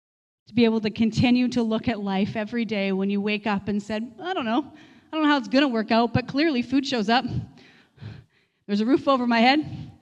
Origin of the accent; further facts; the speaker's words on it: Manitoba, Canada; moved away as an adult; Many of you know our journey, where we came from Manitoba, really feeling like the Lord called us here, and bought a coffee shop